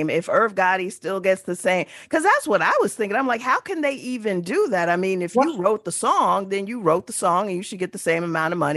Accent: San Bernardino, California, United States; I grew up in San Bernardino, which is uh, inner city, much like Watts or Oakland, a lot of projects, a lot of poverty

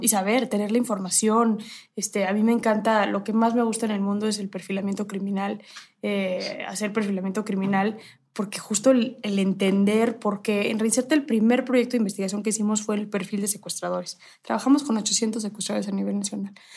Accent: Mexico; mi país

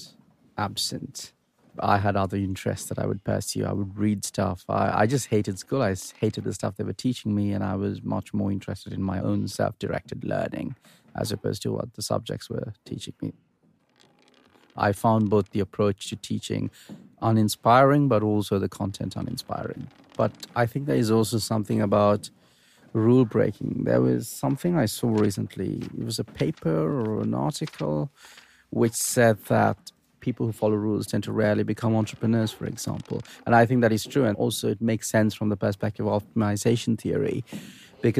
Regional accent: Sri Lanka; born or raised there

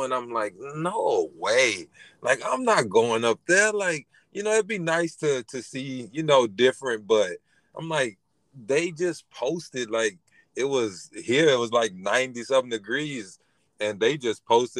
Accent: Louisiana, United States; now in Texas, United States; I'm from Louisiana, so I'm used to the hurricanes and stuff like that.

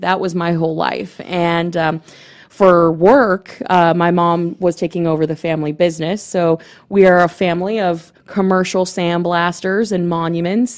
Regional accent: Gainesville, Florida, United States; I'm from Gainesville

